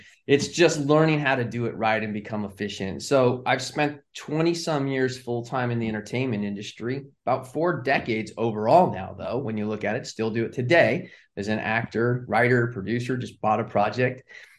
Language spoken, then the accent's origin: English; California, United States; moved away as an adult; now in Charlotte, United States; I'm originally from Southern California, but I live in Charlotte today.